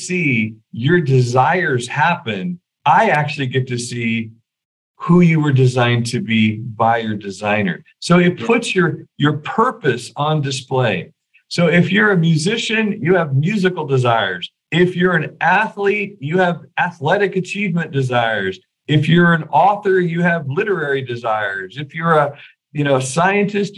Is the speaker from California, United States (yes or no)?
yes; Weaverville, California, United States; moved away; I'm from Weaverville